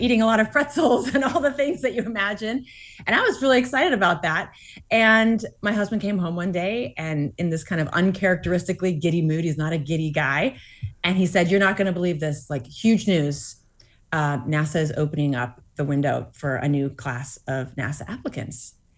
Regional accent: Massachusetts, United States; I grew up in Massachusetts, um, attending Grace Chapel

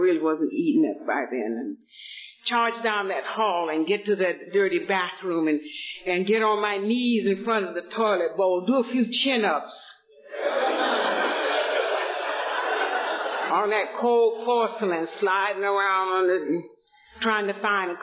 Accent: Atlanta, Georgia, United States; moved away as an adult; also born or lived in Boston; now in Los Angeles, United States; I was born and raised in Atlanta, Georgia, in a very affluent family

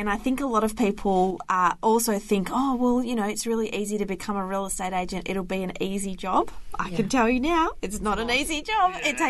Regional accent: Perth, Western Australia, Australia; now in Melbourne, Australia; In Perth.

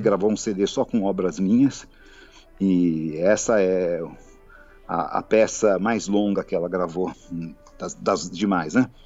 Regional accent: Brazil; sou brasileiro

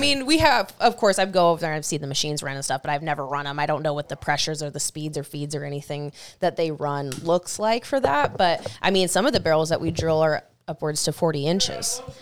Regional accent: Stanwood, Washington, United States; I'm here from Stanwood. I grew up by haven't really spent much time at all outside of Stanwood

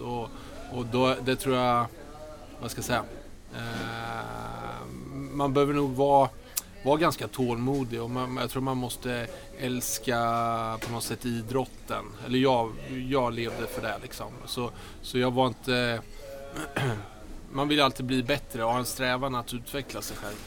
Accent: Örebro, Örebro County, Sweden; moved away as an adult; also born or lived in Gävle; Lundby, där jag växte upp.

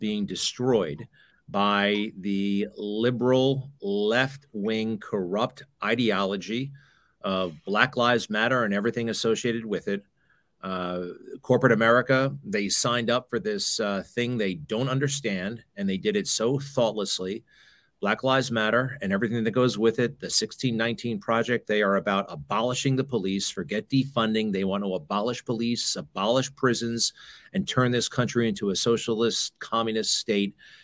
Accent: Garden City, New York, United States; Great childhood in suburban New York City

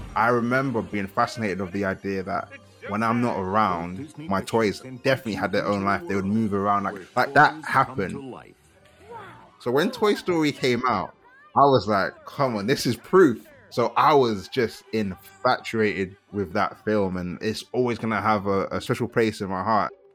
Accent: London, United Kingdom; also born or lived in Kent; I'm first generation Nigerian born and raised in South London

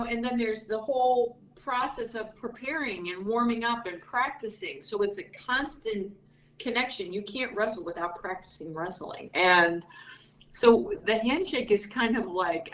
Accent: Ohio, United States; I grew up in Ohio

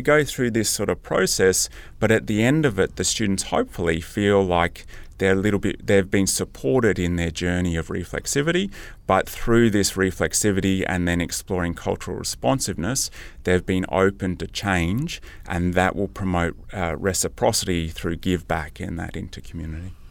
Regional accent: Canberra, Australian Capital Territory, Australia; also born or lived in Deepwater, New South Wales; now in Sunshine Coast, Australia; I grew up on Ngunnawal-Ngambri country, uh, around Canberra

